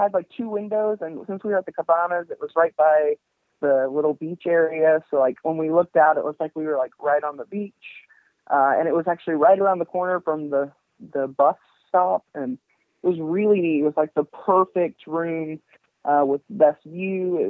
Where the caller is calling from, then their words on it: Frankfort, Indiana, United States; I'm from Frankfort, Indiana.